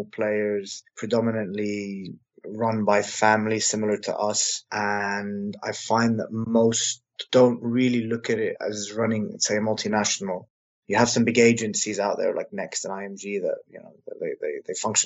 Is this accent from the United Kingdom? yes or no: yes; United Kingdom; also born or lived in Lebanon; now in London, United Kingdom; I'm a British Lebanese male living in London